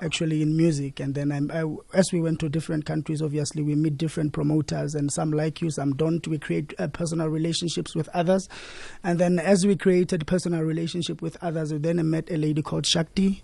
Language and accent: English; Merafong, Gauteng, South Africa; we are from Merafu and we, we are, we are, we are just kids, uh, from there, born and bred.